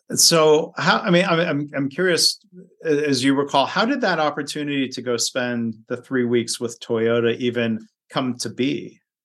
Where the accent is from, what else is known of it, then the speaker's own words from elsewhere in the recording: Livonia, Michigan, United States; also born or lived in Ohio; Lynn grew up in the same town I grew up